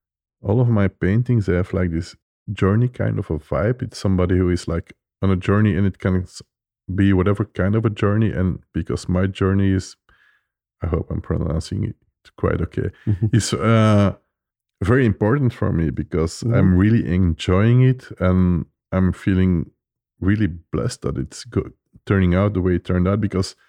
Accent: Belgium; English is a second language; I love IPA, and I'm coming from Belgium. We have like this beer culture.

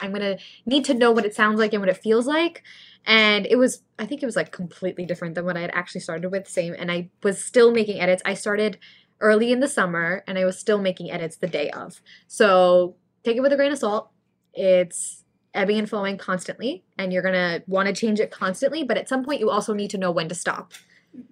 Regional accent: India; now in New York, United States; I grew up in India, so having a South Asian community is really important to me

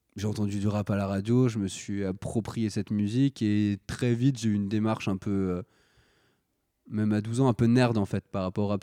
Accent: Paris, Île-de-France, France; j'ai grandi euh, à, Paris principalement. À Paris, un peu en banlieue, je fais des, petits allers-retours, mais en gros, voilà, en, région parisienne.

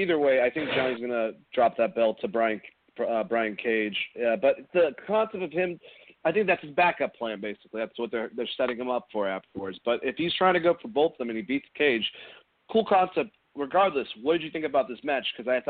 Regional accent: Gainesville, United States; I'm from Gainesville, man.

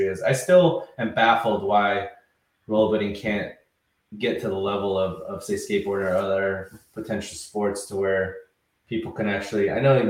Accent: Visalia, California, United States; now in Los Angeles, United States; growing up in Visalia

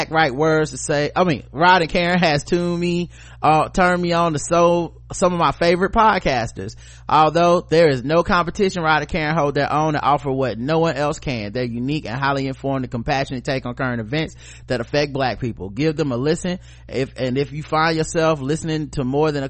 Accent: the South, United States; we're just from the South

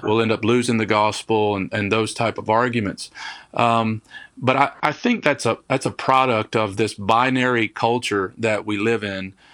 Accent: Kentucky, United States; also born or lived in Detroit, Michigan; now in Raleigh, United States; I was born in Detroit, Michigan, um, but moved to Kentucky when I was small

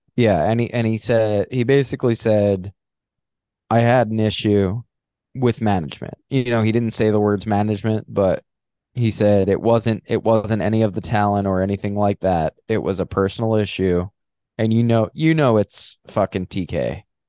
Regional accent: Long Island, New York, United States; I'm from Long Island and I'm not a Guido

